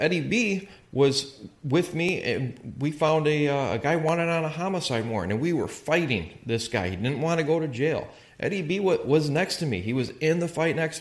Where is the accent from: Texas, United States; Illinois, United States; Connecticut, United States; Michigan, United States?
Illinois, United States; Calumet City; I grew up in Calumet City, Illinois.